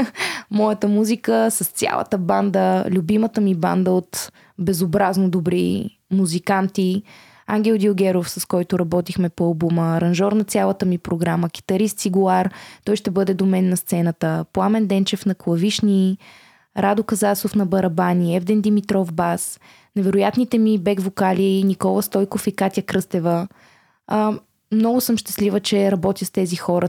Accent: Bulgaria; Аз съм горда българка, щастлива съм, че съм от България

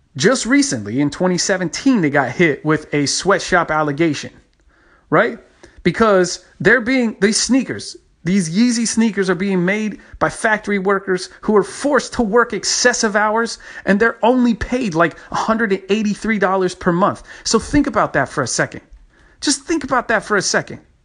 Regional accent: Texas, United States; my home state, Texas

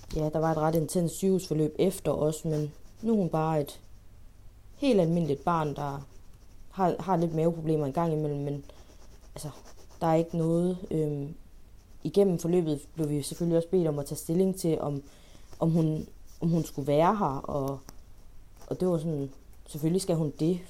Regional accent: Denmark; jeg føler mig egentlig så dansk

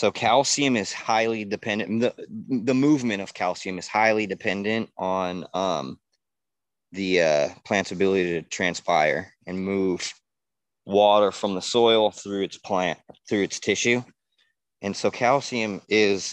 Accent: San Diego, California, United States; moved away; I'm from San Diego

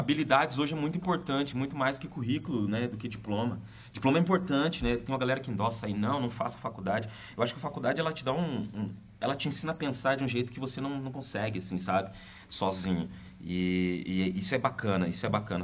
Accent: Curitiba, Paraná, Brazil; nasci na Vila Trindade, acho que a maioria conhece, aqui em Curitiba, uma comunidade bem carente

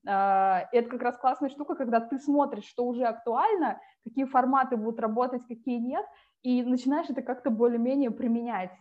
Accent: Tomsk, Tomsk Oblast, Russia; moved away as an adult; also born or lived in Saint Petersburg / France; я из Томска, это Сибирь, я училась там

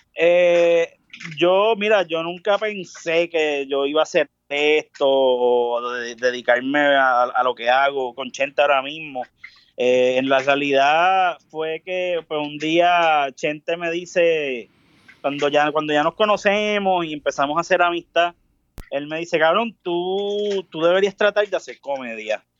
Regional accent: Caguas, Puerto Rico; also born or lived in San Juan; nací en San Juan, pero me crié en Caguas

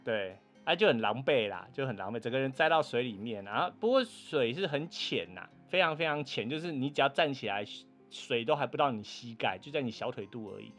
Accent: Taiwan; 我们是从台湾来的

